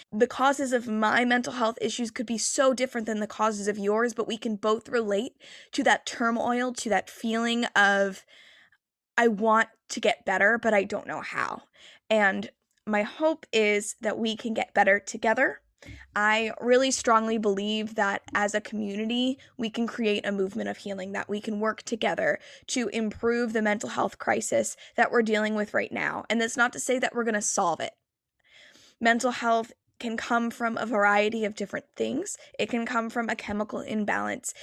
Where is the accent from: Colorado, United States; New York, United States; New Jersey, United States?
New Jersey, United States; I am from New Jersey